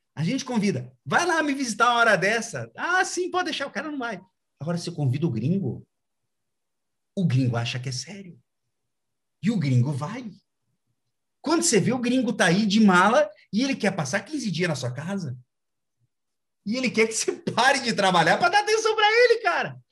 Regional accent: Brazil; a gente é brasileiro, a gente gosta desse tipo de coisa

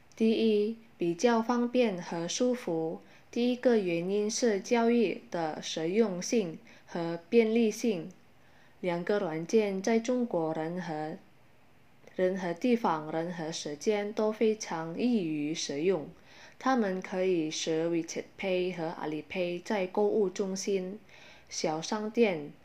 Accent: Indonesia; Chinese is a second language; 我们印尼人

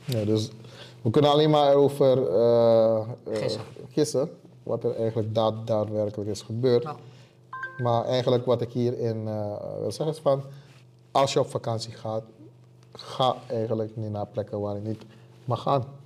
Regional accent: Suriname; moved away as an adult; now in Rotterdam, Netherlands; ik kom uit Suriname zelfs

